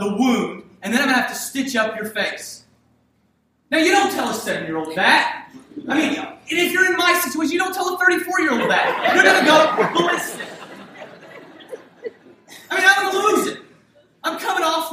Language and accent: English; Hampton, Virginia, United States; it was a multicultural city that I grew up in Hampton, Virginia